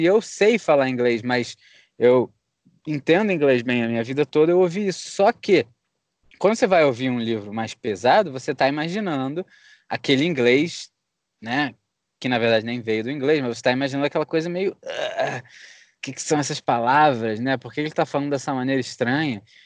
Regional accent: Rio de Janeiro, Brazil; moved away as an adult; now in United States; a gente é do Rio.

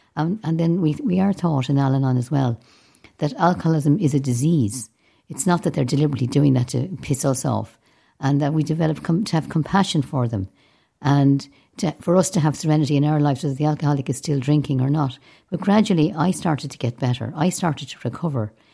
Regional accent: Dublin, Leinster, Ireland; I grew up in a city, and yet I was much happier down the west

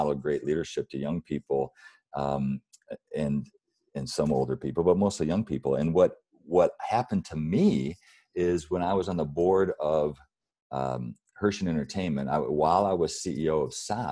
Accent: Battle Creek, Michigan, United States; I grew up in Battle Creek, Michigan, really poor upbringing

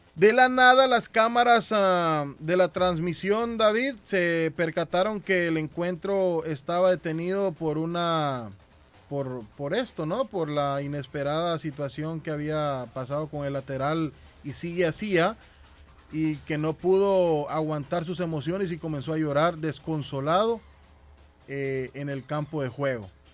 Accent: Guatemala; now in Boston, United States; yo como guatemalteco

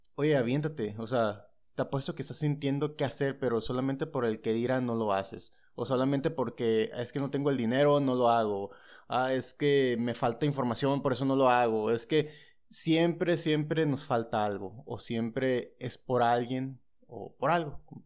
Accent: San Luis Río Colorado, Sonora, Mexico; San Luis Río Colorado

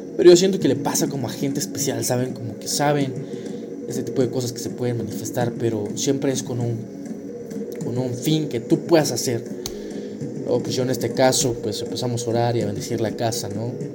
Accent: Querétaro, Mexico; yo soy de Querétaro

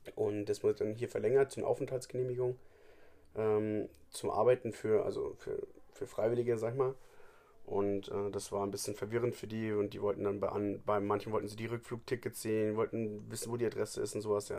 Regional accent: Germany; bei uns in Deutschland

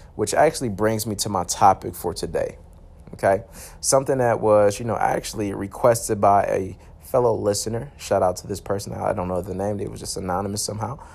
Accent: Michigan, United States; I'm from Michigan

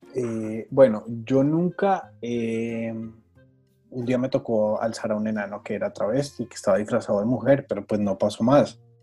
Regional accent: Monterrey, Nuevo León, Mexico; mi tierra

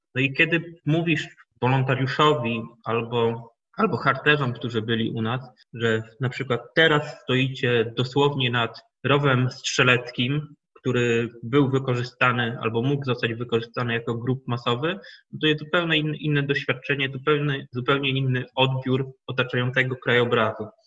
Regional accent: Chojnice, Pomeranian Voivodeship, Poland; się urodziłem w Chojnikach, w Chojnikach się wychowałem

